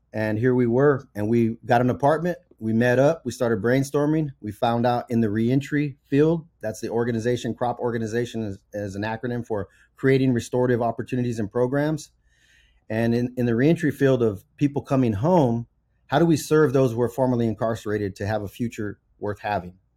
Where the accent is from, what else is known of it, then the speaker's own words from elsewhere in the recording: Central Valley, California, United States; I was raised in the Central Valley to a single mom